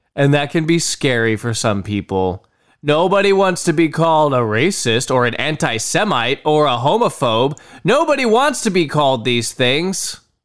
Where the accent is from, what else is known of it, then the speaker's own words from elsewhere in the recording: United States; I am an American citizen. I was born in the United States of America